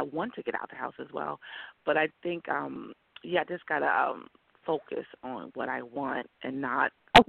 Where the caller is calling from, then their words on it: New York, United States; New York.